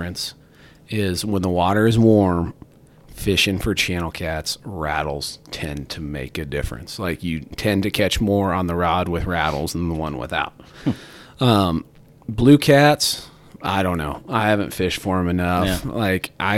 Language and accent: English; Iowa, United States; I'm from Iowa